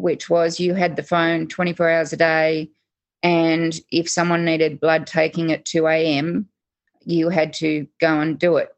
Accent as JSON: {"language": "English", "town": "Sydney", "region": "New South Wales", "country": "Australia", "tie": "born or raised there", "moved": "yes", "said": "born and raised lower north shore of Sydney"}